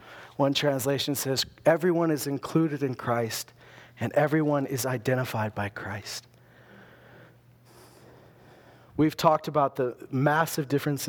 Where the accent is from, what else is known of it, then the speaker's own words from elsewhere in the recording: Loon Lake, Saskatchewan, Canada; I wasn't a small town guy. I came from Loon Lake, but those Loon Lakers were not like me.